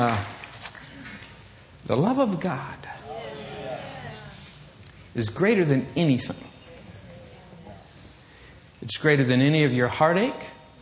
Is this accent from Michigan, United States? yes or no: yes; Michigan, United States; I'm from Michigan